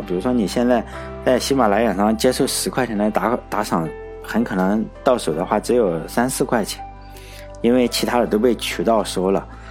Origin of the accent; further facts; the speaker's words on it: China; 即使我是中国人呢